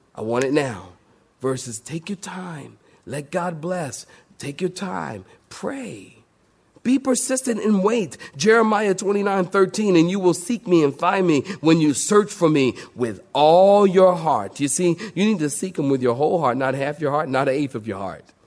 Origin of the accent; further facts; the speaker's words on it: Philadelphia, Pennsylvania, United States; Philadelphia, my hometown, the city of brotherly love